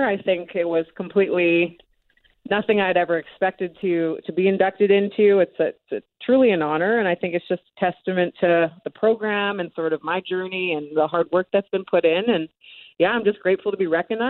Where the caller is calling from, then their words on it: Salt Lake City, Utah, United States; I am joining you from Salt Lake City, Utah, where my professional team is at.